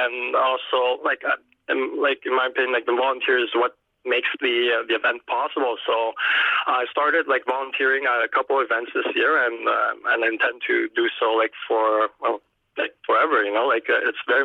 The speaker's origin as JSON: {"language": "English", "town": "Montreal", "region": "Quebec", "country": "Canada", "said": "here in Montreal. I'm from Montreal"}